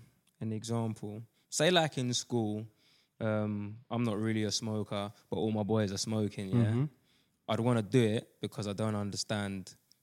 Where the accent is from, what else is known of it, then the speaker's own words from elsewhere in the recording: London, United Kingdom; I'm from Custom House. So obviously, like … grew up on that.